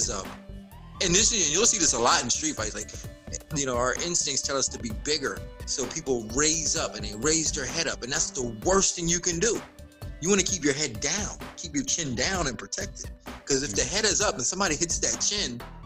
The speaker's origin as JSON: {"language": "English", "region": "Florida", "country": "United States", "tie": "born or raised there", "said": "I grew up in Florida, and I'm a small guy, you know, and in Florida, it's like football is a big thing here"}